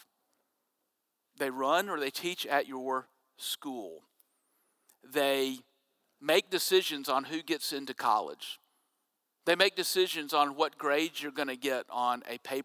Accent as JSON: {"language": "English", "town": "Jackson", "region": "Mississippi", "country": "United States", "tie": "born or raised there", "said": "I was growing up in Jackson, Mississippi"}